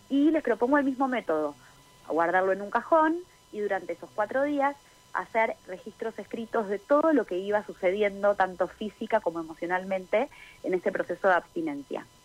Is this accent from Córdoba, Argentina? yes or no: no; Buenos Aires, Argentina; now in San Martín de los Andes, Argentina; Eh, bueno, yo estoy viviendo en San Martín de los Andes hace nueve años. Eh, crecí en Buenos Aires y estoy viviendo acá en la Patagonia hace ya nueve años.